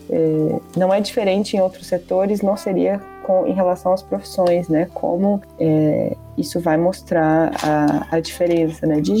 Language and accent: Portuguese; Brazil; Somos brasileiros